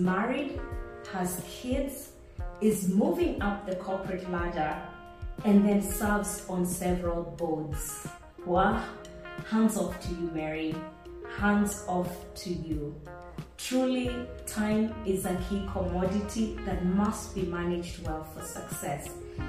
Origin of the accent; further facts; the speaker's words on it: Nairobi, Kenya; I was raised in Nairobi, in one of the suburbs that people would consider to be a leafy suburb.